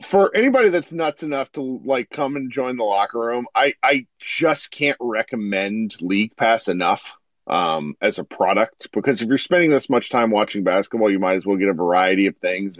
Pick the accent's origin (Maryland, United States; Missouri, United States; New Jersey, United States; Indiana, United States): Missouri, United States; I was born in Missouri